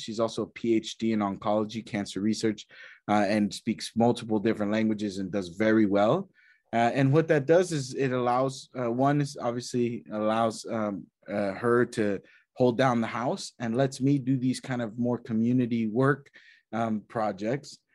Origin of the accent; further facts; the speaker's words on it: Texas, United States; moved away as an adult; also born or lived in New York / London; I grew up in Texas, uh, country uh, town